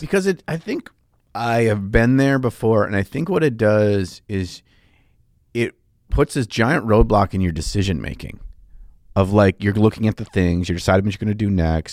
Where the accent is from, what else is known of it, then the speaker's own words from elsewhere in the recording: United States; I'm from America